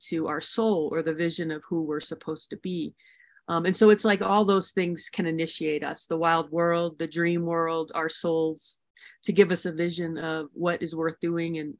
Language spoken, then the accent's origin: English; Maryland, United States; moved away; also born or lived in the western US; I grew up in Maryland and ultimately moving out west to more wild spaces